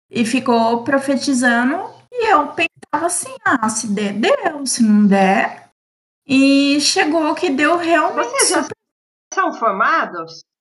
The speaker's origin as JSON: {"language": "Portuguese", "town": "Bauru", "region": "São Paulo", "country": "Brazil", "moved": "as an adult", "lives_now": "Paraguay", "said": "Eu sou do interior de São Paulo, Bauru."}